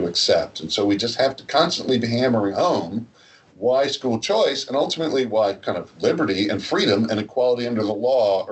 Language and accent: English; New Jersey, United States; I'm from New Jersey